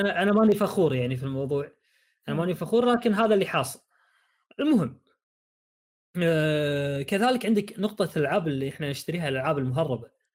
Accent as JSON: {"language": "Arabic", "country": "Saudi Arabia", "said": "عندنا بالسعوديه"}